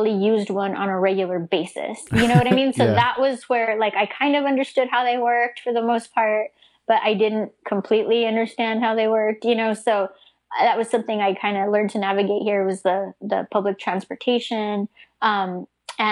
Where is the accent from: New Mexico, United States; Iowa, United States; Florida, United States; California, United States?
New Mexico, United States; moved away as an adult; now in Austin, United States; I grew up in New Mexico